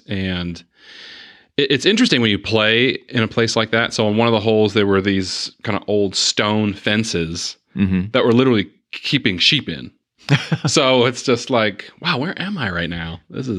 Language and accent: English; Chattanooga, Tennessee, United States; also born or lived in Huntsville; So I was born in Huntsville, Alabama, but we moved to Chattanooga, Tennessee. 6 months after I was born.